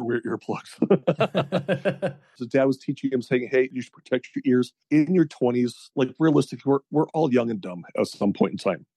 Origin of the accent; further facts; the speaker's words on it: Edmonton and Central Alberta, Canada; also born or lived in Peace Country, Alberta / Fairview, Alberta / Grande Prairie, Alberta / Red Deer, Alberta; I mostly spent most of my time down in the Edmonton and Central Alberta area